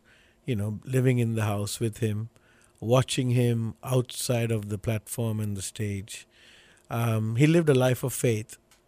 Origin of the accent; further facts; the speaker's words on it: Sri Lanka; Sri Lanka is an island. It's on the southern tip of India. you know, everybody knows India, so, but it's below India. North south is about 270 miles, east west is about 150, and in this little island we have about almost 21 22 million people.